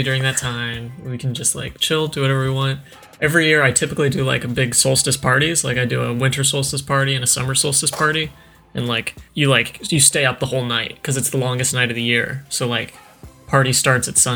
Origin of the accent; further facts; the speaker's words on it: Summit County, Colorado, United States; moved away; My hometown is, like, deep in the mountains of Colorado